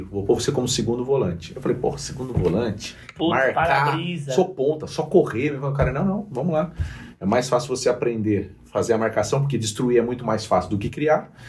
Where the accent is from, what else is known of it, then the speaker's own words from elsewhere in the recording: Limeira, São Paulo, Brazil; born there; Só que eu nasci em Limeira, tá. mas não conheço nada de Limeira, porque ah. meus pais, quando estavam portugueses, quando eles vieram para cá, eles estavam morando em Limeira